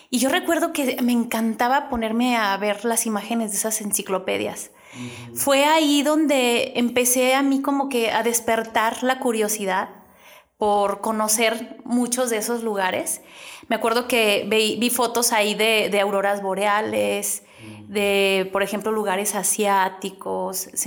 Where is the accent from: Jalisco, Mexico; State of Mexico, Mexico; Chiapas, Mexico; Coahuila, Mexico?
Jalisco, Mexico; Guadalajara; Yo soy de Guadalajara.